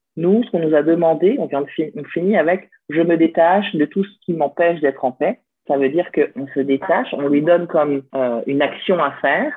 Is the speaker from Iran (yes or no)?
no; France; also born or lived in Lyon; je suis française. Donc, euh, je suis née en France